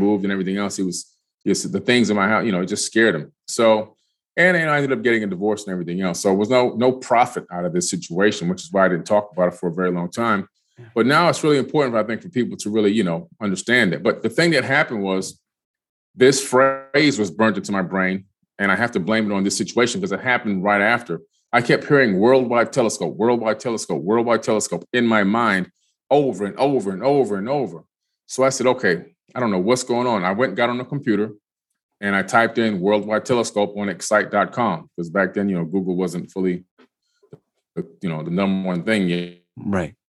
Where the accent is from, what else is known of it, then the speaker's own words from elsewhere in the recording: Miami, Florida, United States; also born or lived in Queens, New York; moved to Miami. My family moved to Miami, I should say, in the 70s, is 1977.